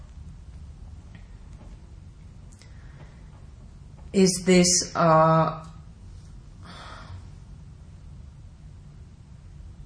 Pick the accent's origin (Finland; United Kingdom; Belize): Finland; Oulu, North Ostrobothnia; moved away; In the city theater of my hometown in Oulu.